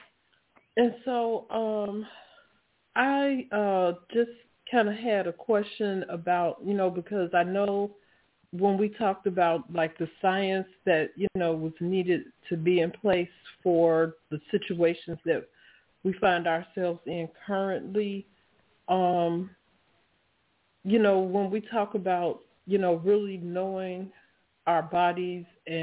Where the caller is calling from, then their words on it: Laurel, Maryland, United States; I'm calling from Laurel, Maryland.